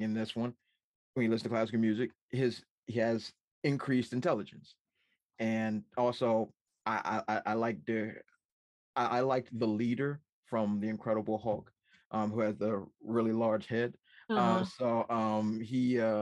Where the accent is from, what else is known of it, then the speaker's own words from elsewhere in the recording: Washington, District of Columbia, United States; I'm from Washington, D.C. I forgot about that, but I'm from Washington, D.C.